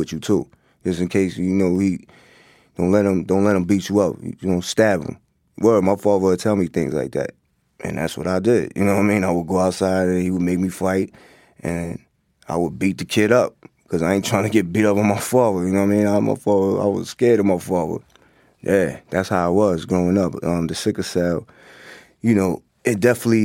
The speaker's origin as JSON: {"language": "English", "town": "Hempstead", "region": "New York", "country": "United States", "tie": "born or raised there", "also_born_or_lived": "Queens, New York", "said": "growing up in Long Island, in Hempstead"}